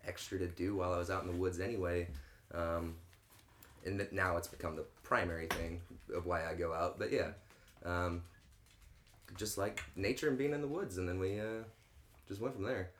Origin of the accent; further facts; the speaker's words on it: St. Clair, Missouri, United States; now in St. Louis, United States; grew up in St. Clair, Missouri